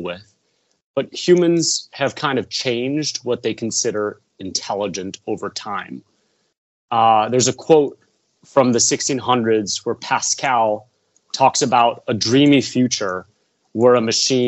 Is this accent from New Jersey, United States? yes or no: no; Chicago, Illinois, United States; moved away as an adult; also born or lived in Stanford, California; I'm from the Midwest. I'm from Chicago.